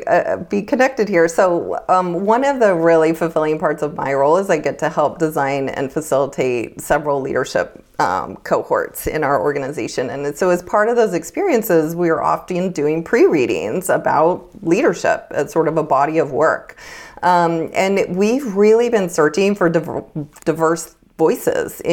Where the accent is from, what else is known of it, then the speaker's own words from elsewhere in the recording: United States; I grew up in Lake Tahoe